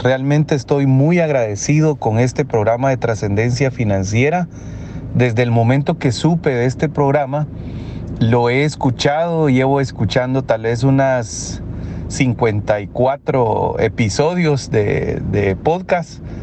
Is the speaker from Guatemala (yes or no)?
yes; Guatemala; moved away as an adult; now in Mexico; soy guatemalteco, pero por razones laborales estoy viviendo en México